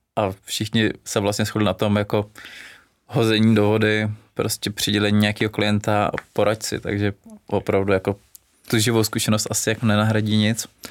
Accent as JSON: {"language": "Czech", "country": "Czechia", "said": "u nás v Čechách"}